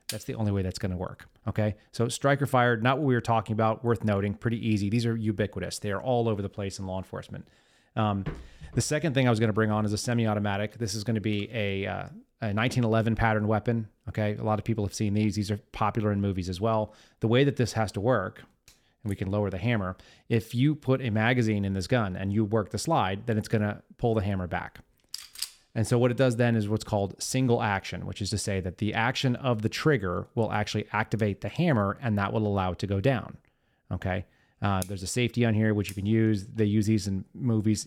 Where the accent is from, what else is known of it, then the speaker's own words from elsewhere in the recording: Texas, United States; I'm from Texas, as many of you know. I grew up here.